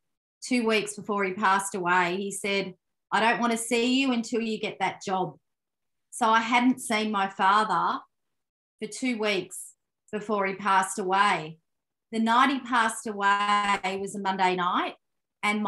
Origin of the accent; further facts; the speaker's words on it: Melbourne, Victoria, Australia; I grew up in Melbourne, Victoria, Australia, Italian Australian parents